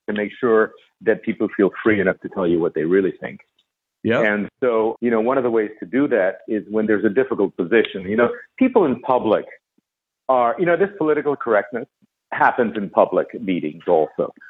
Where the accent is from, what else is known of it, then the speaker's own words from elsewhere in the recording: Barcelona, Catalonia, Spain; You know, I was kind of stateless. I was from Barcelona.